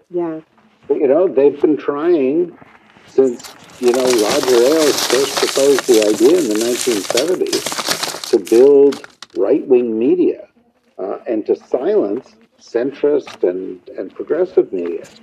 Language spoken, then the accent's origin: English; New York City, New York, United States; I'm from New York City.